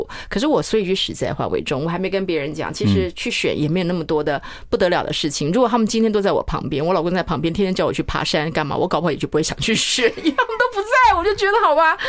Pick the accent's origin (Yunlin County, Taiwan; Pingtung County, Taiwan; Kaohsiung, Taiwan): Pingtung County, Taiwan; Chaozhou; moved away; 因为不是那么多人知道我是出生在潮州。